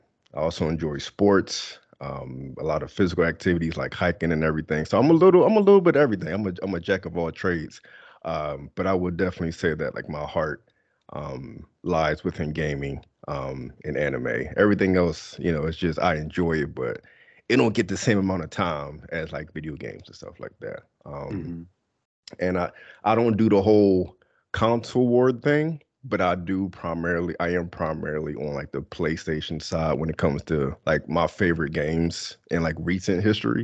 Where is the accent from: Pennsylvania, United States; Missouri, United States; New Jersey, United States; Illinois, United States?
Pennsylvania, United States; Philadelphia; I'm from Philadelphia. Grew up in Philly